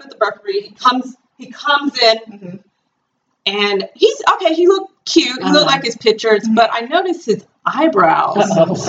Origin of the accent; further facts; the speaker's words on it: the South, United States; I'm a sister from the South.